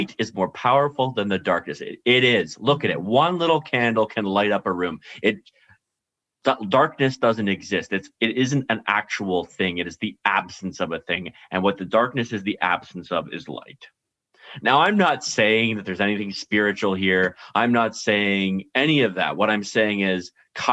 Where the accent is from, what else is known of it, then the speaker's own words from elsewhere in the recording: Canada; we're all Canadian.